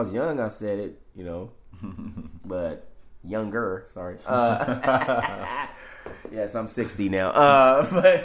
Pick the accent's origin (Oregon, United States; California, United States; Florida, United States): California, United States; San Francisco; I grew up in the Fillmore District, where I'm at now